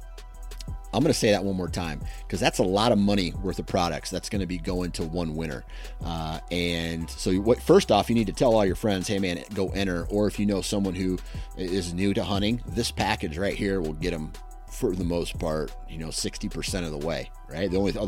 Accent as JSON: {"language": "English", "region": "Iowa", "country": "United States", "said": "I'm from Iowa, so it's just hard to really beat that elevation and just grind it out"}